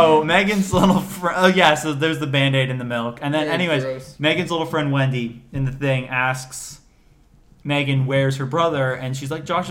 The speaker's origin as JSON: {"language": "English", "region": "Florida", "country": "United States", "said": "I'm from Florida."}